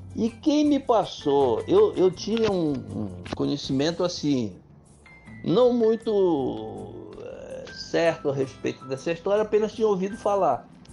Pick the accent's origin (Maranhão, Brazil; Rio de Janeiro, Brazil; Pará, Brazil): Pará, Brazil; Juruti; also born or lived in Óbidos / Santarém / Belém; a infância que eu passei no Paraná da Dona Rosa, no município de Juruti, onde eu fiquei até 10 anos de idade